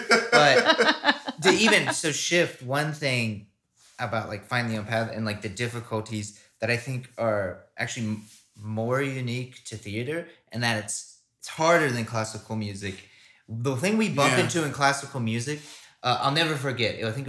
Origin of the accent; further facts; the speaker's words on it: Hickory, North Carolina, United States; I'm going to start in my hometown.